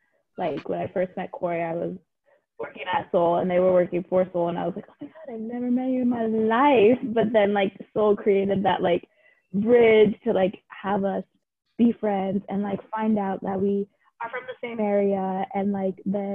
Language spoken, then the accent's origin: English; Central Valley, California, United States; moved away as an adult; now in Corvallis, United States; I'm from a very white part of California. I'm from the Central Valley. And so at our school, it was like a lot of farmers